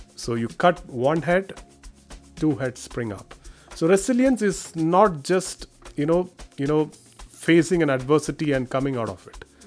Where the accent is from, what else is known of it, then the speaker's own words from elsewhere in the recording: India; moved away as an adult; now in Washington, United States; I am an Indian Police Service officer